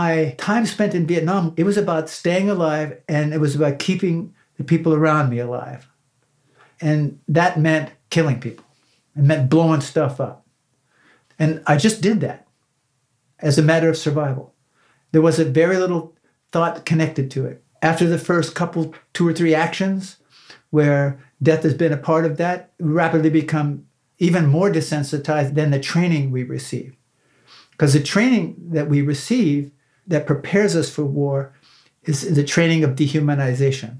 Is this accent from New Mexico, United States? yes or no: no; Northwest Pennsylvania, United States; I grew up in Northwest Pennsylvania